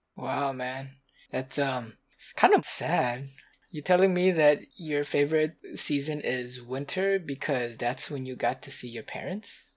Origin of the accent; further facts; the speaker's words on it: Louisiana, United States; I grew up in Louisiana